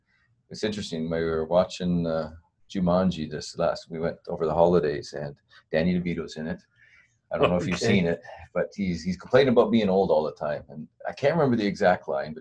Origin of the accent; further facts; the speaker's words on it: Southern Alberta, Canada; also born or lived in Edmonton; I grew up here in Southern Alberta